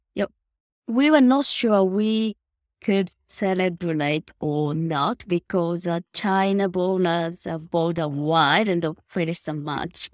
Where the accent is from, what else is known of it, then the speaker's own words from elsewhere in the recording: Nishinomiya, Hyogo, Japan; I was born and grew up uh, in Nishinomiya City, of course, the Kobe.